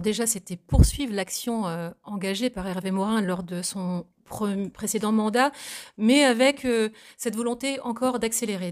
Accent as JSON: {"language": "French", "town": "Saint-Hilaire-du-Harcouët", "region": "Normandy", "country": "France", "tie": "born or raised there", "also_born_or_lived": "Vernix, Manche", "said": "je suis originaire de la Manche, je suis née à Saint-Hilaire-du-Harcouët. j'ai vécu dans le Sud-Manche également, du côté de Bassilly"}